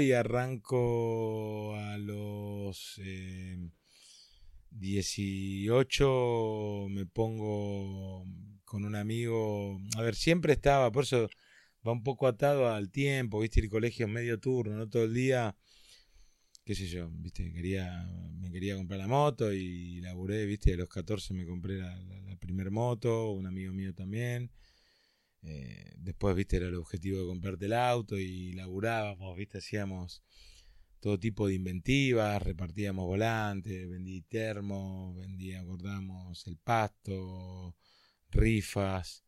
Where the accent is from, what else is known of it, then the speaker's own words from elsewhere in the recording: Carapachay, Buenos Aires Province, Argentina; nací en Carapachay